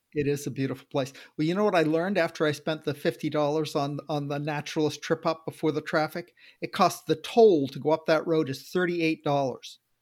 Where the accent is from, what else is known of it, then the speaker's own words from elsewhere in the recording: Maine, United States; moved away as an adult; I grew up in Maine